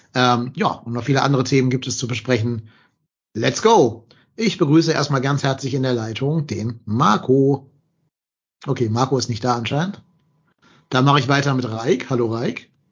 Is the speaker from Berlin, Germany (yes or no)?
no; Hamburg, Germany; zurück in meine Heimat nach Hamburg